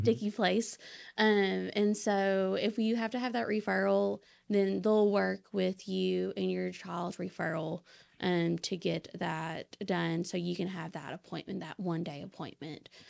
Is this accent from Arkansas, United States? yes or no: yes; Saline County, Arkansas, United States; I'm actually from Sling County